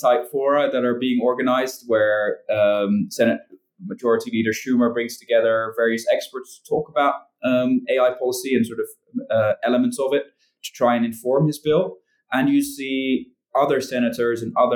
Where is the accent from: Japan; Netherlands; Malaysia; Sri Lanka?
Netherlands; I'm from the Netherlands